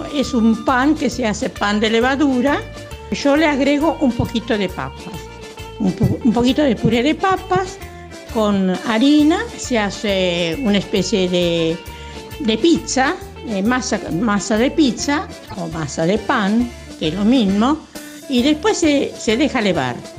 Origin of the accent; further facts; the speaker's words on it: Ricadi, Calabria, Italy; now in Valencia; Soy calabresa de la provincia de Catanzaro antes, ahora vivo Valencia